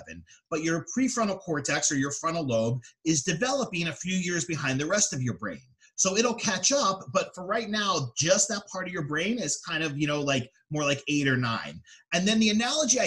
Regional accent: Philadelphia, Pennsylvania, United States; now in Atlantic City, United States; I'm from the Philadelphia area originally, and I live in the Atlantic City, New Jersey area now.

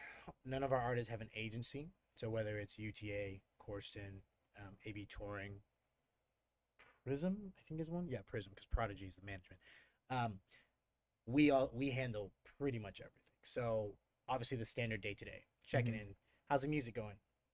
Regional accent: England, United Kingdom; born there; also born or lived in Denver; I was born in England originally, and so drum and bass was around

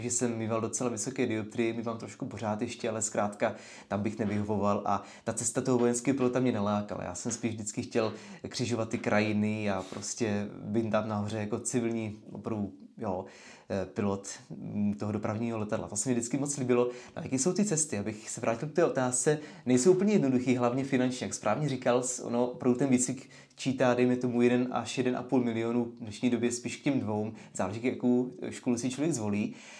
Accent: Letovice, South Moravian Region, Czechia; also born or lived in London, United Kingdom; jsem strávil dětství na letišti v Letovicích, tady nedaleko

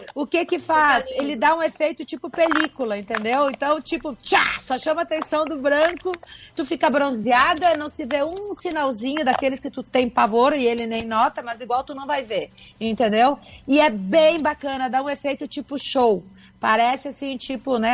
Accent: South Region, Brazil; eu sou do Sul

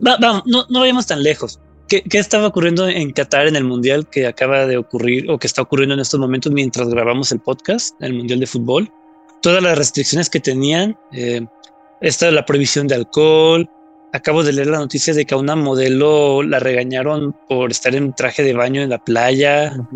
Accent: Mexico; los mexicanos

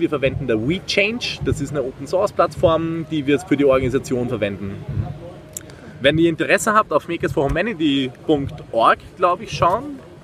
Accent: Austria; moved away as an adult; now in Marburg, Germany; ich komme ursprünglich aus Österreich, wie man es hört

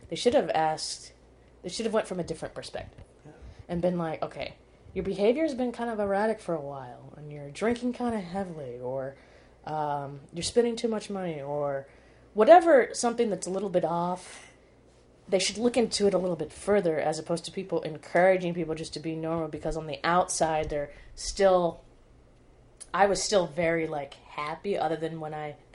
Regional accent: Arizona, United States; moved away as an adult; ended up moving back to Arizona, well, moving back to my hometown, moving back in with my parents

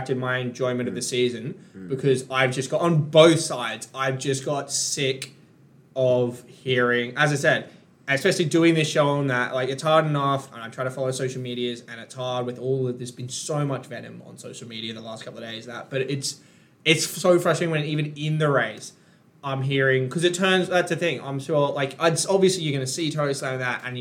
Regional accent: Queensland, Australia; me as a Queenslander

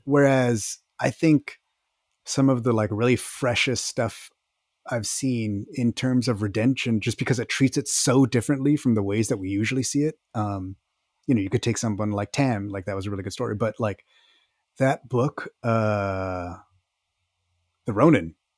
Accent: Texas, United States; I'm from Texas, so, well, yeah, I remember how it was over there

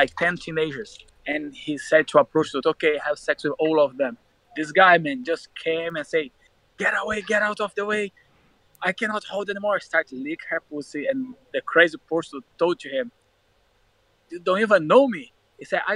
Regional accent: Rio de Janeiro, Brazil; English is a second language; moved away as an adult; also born or lived in Minas Gerais / Milan, Italy; now in London, United Kingdom; I grew up in Rio de Janeiro

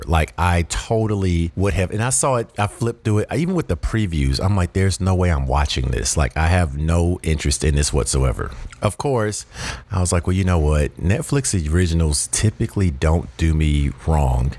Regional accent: the South, United States; I personally feel like I'm from the South

